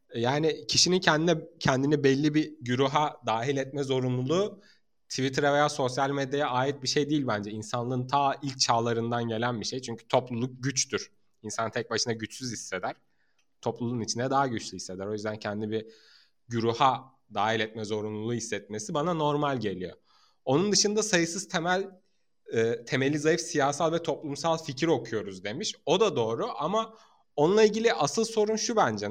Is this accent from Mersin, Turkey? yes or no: yes; Mersin, Turkey; ben Mersin'de doğup büyüdüm